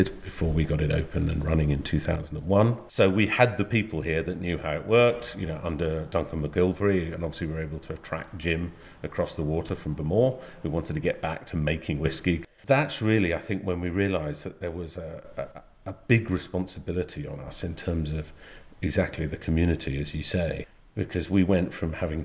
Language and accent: English; Angus, Scotland, United Kingdom; also born or lived in Edinburgh; I grew up on the East Coast, Angus, just in a little village.